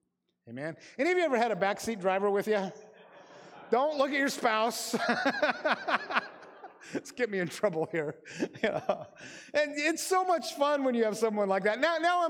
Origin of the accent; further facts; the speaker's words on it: Grays Harbor, Washington, United States; Like I said, I grew up in Grays Harbor and my parents were in medicine.